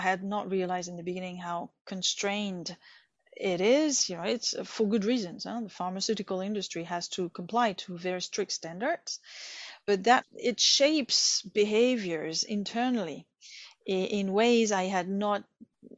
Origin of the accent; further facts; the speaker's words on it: Bordeaux, Nouvelle-Aquitaine, France; moved away as an adult; also born or lived in Vietnam; I studied in France in my hometown, Bordeaux, political science